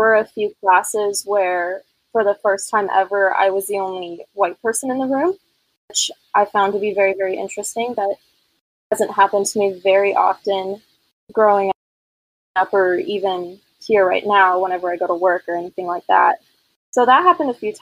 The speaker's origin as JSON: {"language": "English", "area": "Santa Cruz County", "region": "California", "country": "United States", "tie": "born or raised there", "said": "I grew up in Santa Cruz County, which is like central Northern California"}